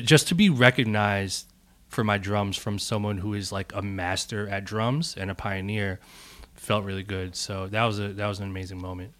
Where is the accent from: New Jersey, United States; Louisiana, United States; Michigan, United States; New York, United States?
New Jersey, United States; Bloomfield; also born or lived in Newark, New Jersey; I'm from Newark, New Jersey. uh, and born and raised in Bloomfield, which is, like, the town over